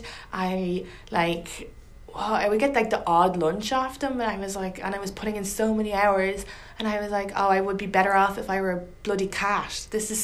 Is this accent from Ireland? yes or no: yes; Ireland; moved away; You don't sound Irish, your accent